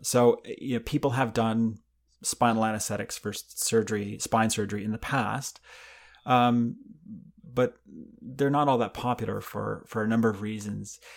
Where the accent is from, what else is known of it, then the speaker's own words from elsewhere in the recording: Canada; moved away as an adult; now in United States; when I grew up in Canada